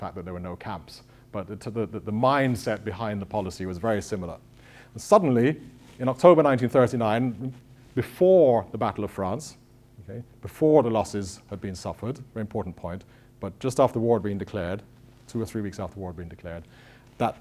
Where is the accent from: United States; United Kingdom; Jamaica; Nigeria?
Jamaica; We say Strawn in Jamaica.